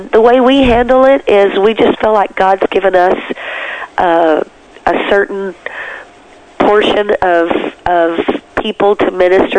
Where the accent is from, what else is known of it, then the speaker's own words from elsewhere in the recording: Texas, United States; I was brought up in a pastor's family in Texas